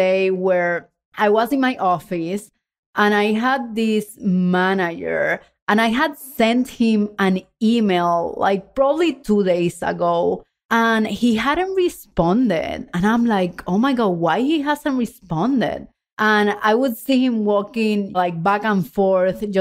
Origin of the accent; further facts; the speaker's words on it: Puerto Rico; English is a second language; moved away as an adult; also born or lived in Texas; When I moved from Puerto Rico to Texas for my full-time job in the oil and gas industry